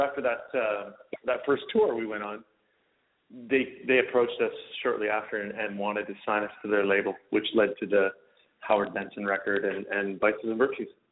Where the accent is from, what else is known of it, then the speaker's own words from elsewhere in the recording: Vancouver, British Columbia, Canada; Vancouver, my hometown here is such an amazing uh culinary city